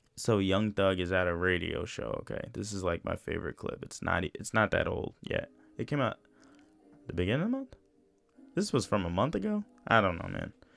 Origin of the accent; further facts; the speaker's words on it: New York, United States; I'm from New York